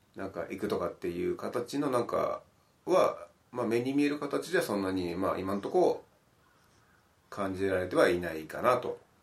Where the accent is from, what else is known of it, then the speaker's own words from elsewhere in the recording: Miyazaki, Japan; moved away; 地元が宮崎で